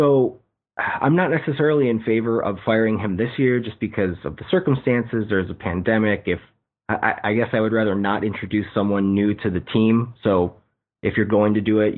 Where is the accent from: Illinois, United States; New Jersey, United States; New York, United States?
Illinois, United States; Chicago; I'm from the Chicago area. I grew up on the south side of the city